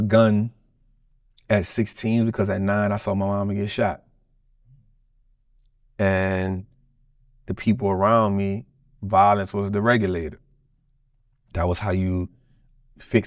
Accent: United States; being a black man growing up in America

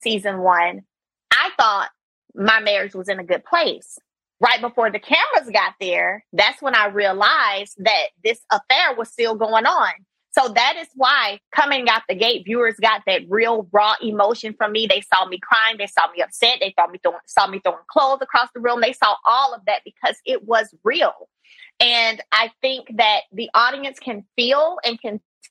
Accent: Brundidge, Alabama, United States; I come from a very small town, one red light, Brundage, Alabama

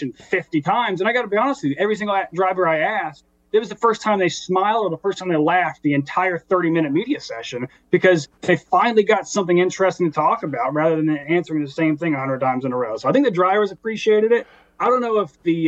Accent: the South, United States; where I grew up in the South

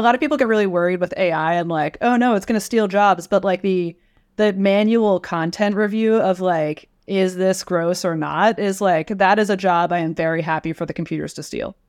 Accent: Westchester County, New York, United States; moved away as an adult; now in California, United States; I'm from New York. I'm from Westchester County, not the city

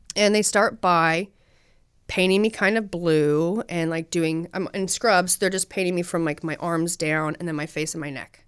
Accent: Utah, United States; I'm from Utah.

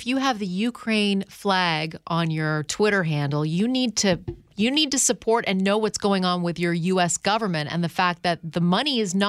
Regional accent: Canada; I'm from Canada.

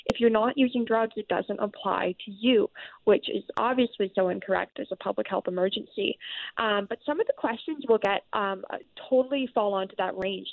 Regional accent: British Columbia, Canada; as British Columbians

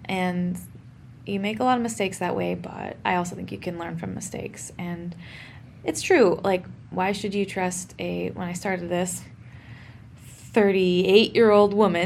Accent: Oregon, United States; I'm from Oregon, a notably not super hot place

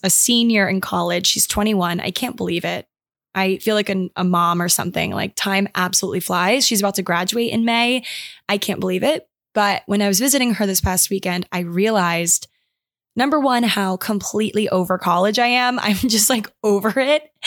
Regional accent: Maryland, United States; my hometown, like, I live on a river

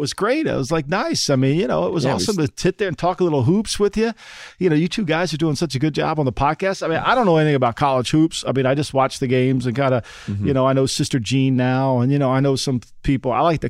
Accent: Ocean City, New Jersey, United States; as a fat kid growing up in Ocean City, New Jersey, you know, you have a bike, right? That's all you can get around. The island's 7 miles long, 1 mile wide.

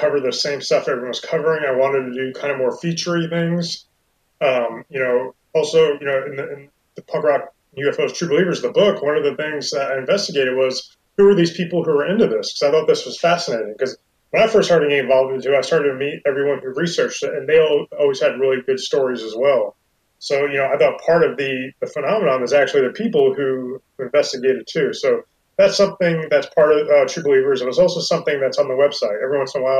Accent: New York City, New York, United States; moved away; we both grew up in Staten Island

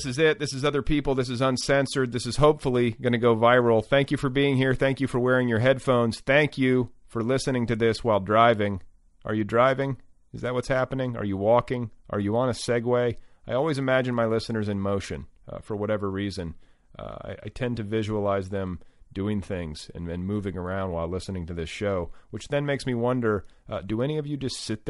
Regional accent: New York City, New York, United States; also born or lived in Los Angeles; now in New Hampshire, United States; I was born and raised in New York City, spent 25 years in Los Angeles, married to a television writer and producer with several novels in print, and I retired to a dirt road in the middle of the New Hampshire woods.

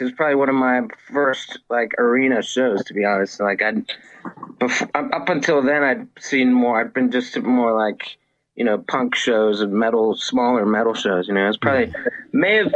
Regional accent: Reston, Virginia, United States; I grew up in Northern Virginia. I grew up in Reston, Virginia

